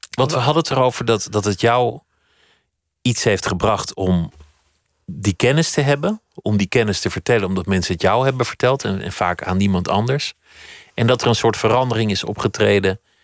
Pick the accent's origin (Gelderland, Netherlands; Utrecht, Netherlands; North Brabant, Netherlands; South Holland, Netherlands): South Holland, Netherlands; Oegstgeest; mijn geboortedorp Oegstgeest